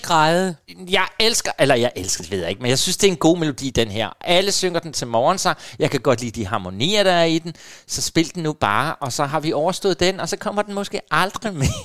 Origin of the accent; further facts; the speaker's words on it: Helsinge, Capital Region of Denmark, Denmark; Helsinge, faktisk, det er op, hvor jeg kommer fra